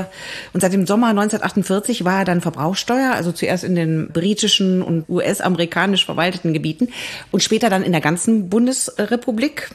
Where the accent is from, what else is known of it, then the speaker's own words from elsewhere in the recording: Frechen, North Rhine-Westphalia, Germany; Ich komme ja aus Frechen